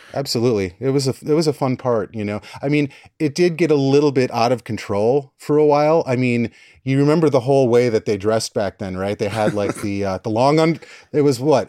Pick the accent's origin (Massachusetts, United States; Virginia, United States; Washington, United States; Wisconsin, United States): Wisconsin, United States; accent: Wisconsin; moved away as an adult; now in Seattle, United States; I'm from Wisconsin. Grew up in the Midwest